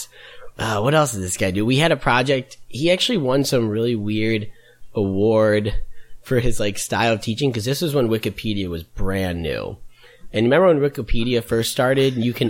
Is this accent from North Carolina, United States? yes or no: no; Brookfield, Illinois, United States; I'm from Brookfield, Illinois, which is a suburb of Chicago.